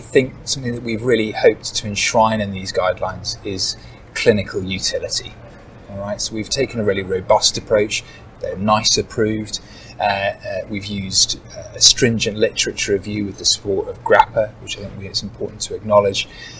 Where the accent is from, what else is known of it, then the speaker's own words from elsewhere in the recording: Bath, South West England, United Kingdom; I'm a rheumatologist from Bath in the UK